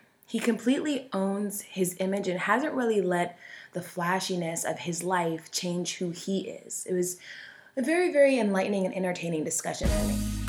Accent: Gwinnett County, Georgia, United States; you know how proud I am to be from Gwinnett County.

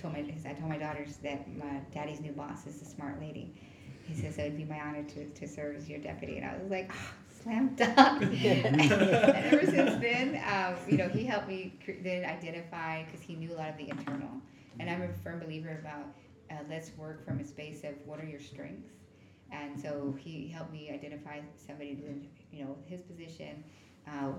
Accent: Wichita, Kansas, United States; Growing up in Wichita, Kansas, I was born and raised there.

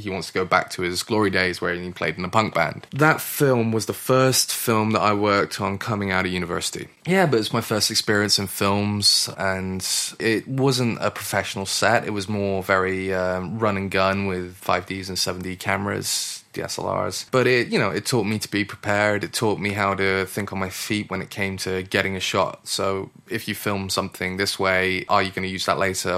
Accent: Gloucester, South West England, United Kingdom; moved away as an adult; also born or lived in Stroud / Oslo; I grew up in Gloucester and I actually went to school here in Stroud, just down the road.

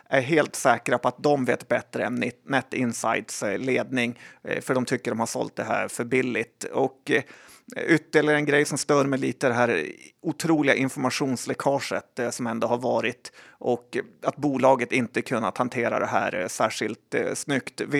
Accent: Sweden; ja, men jag är svensk.

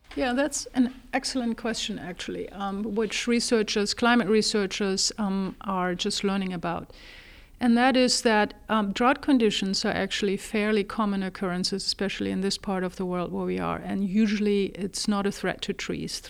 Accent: Germany; moved away as an adult; also born or lived in Texas, United States; now in United States; I was born in Germany originally. I got my first degree there, and then at the age of twenty-four, actually came to the United States.

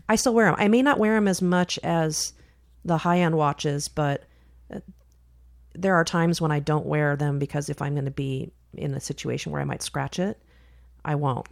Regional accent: Silicon Valley, California, United States; moved away as an adult; we grew up in Silicon Valley where you could have a two income family and still be broke.

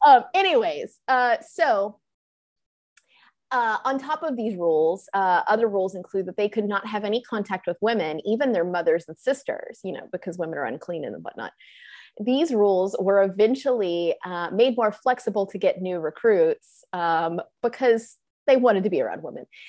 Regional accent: the South, United States; accent: Southern; I'm from the South

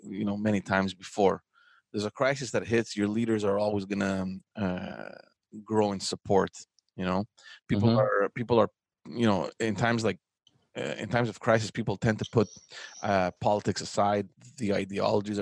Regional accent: Montreal, Quebec, Canada; I remember growing up in Montreal

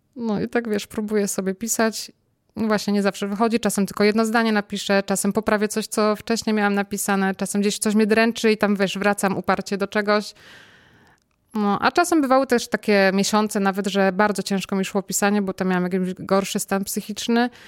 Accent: Kościan, Greater Poland, Poland; moved away; z Kościana, z mojej rodzinnej miejscowości.

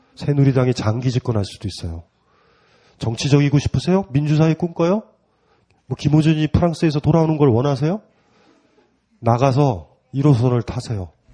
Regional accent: South Gyeongsang, South Korea; 저도 경남이잖아요.

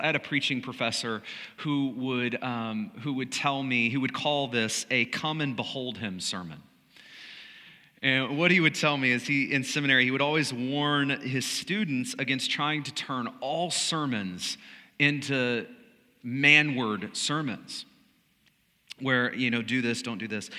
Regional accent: United States; as Americans, as American followers of Jesus.

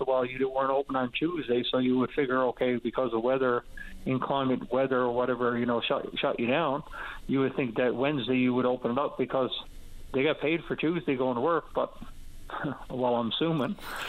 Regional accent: Happy Valley-Goose Bay, Newfoundland and Labrador, Canada; I'm from Goose Bay, and the dump is open 9-to-5

